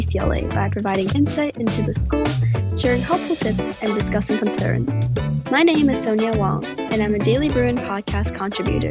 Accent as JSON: {"language": "English", "country": "Hong Kong", "moved": "as an adult", "lives_now": "Los Angeles, United States", "said": "I'm all the way from Hong Kong"}